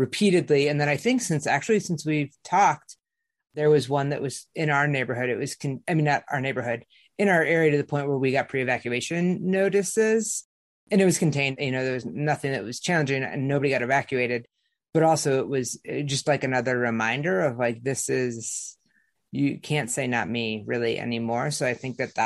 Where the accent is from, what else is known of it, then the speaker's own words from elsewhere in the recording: Midwest, United States; now in Boulder, United States; growing up in the Midwest